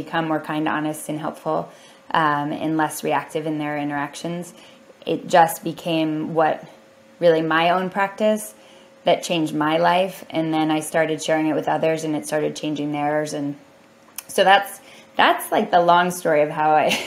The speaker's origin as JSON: {"language": "English", "town": "Columbus", "region": "Ohio", "country": "United States", "tie": "born or raised there", "said": "I came from Ohio, from Columbus, Ohio."}